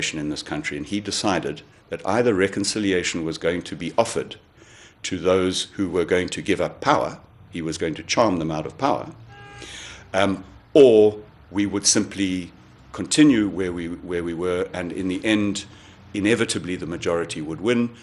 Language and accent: English; Transkei, Eastern Cape, South Africa; I was born in the Transkei